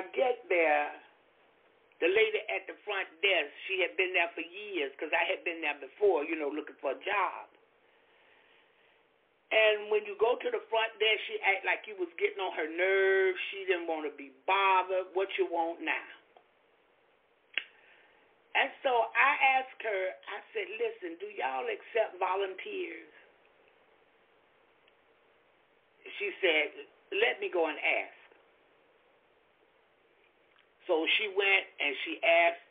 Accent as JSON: {"language": "English", "region": "Florida", "country": "United States", "said": "I'm from Florida"}